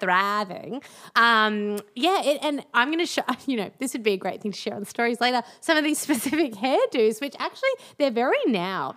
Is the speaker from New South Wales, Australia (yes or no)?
no; Melbourne, Victoria, Australia; now in Brisbane, Australia; I grew up in Melbourne